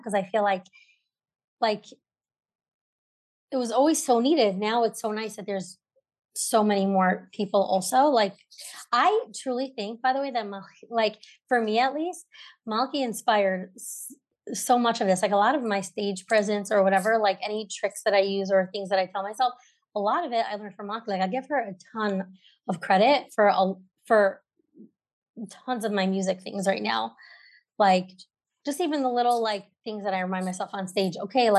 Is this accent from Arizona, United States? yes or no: no; Brooklyn, New York, United States; I grew up in Brooklyn. I have three sisters